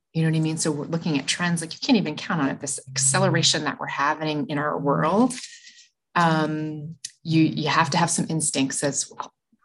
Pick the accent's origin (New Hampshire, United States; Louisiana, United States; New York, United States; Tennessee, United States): New Hampshire, United States; moved away as an adult; now in Idaho, United States; Being someone who moved from the East Coast, so I'm originally from New Hampshire and moved here 8 years ago.